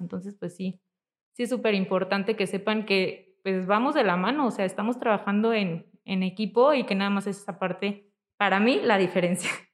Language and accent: Spanish; Zamora, Michoacán, Mexico; moved away as an adult; now in Morelia, Mexico; yo nací aquí en Morelia, pero estuvimos mucho tiempo viviendo en Zamora.